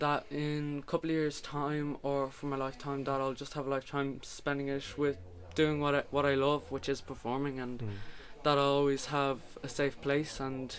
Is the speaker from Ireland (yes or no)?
yes; Wicklow, Leinster, Ireland; I'm from Wicklow, so I'm right beside the coast. We've got beautiful beaches and everything like that.